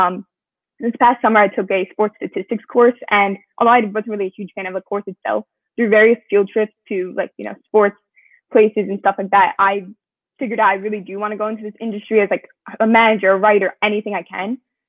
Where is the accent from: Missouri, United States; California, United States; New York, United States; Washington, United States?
New York, United States; Long Island; So 17, I'm from Long Island, New York.